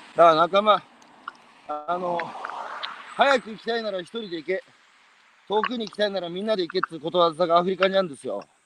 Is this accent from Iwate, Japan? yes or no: yes; Iwate, Japan; 僕のふるさとは岩手